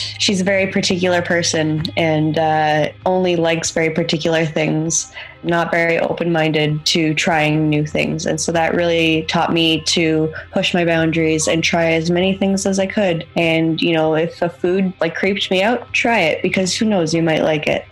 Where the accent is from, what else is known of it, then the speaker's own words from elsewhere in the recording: Toronto, Ontario, Canada; moved away as an adult; now in Galway, Ireland; I'm from Toronto, Canada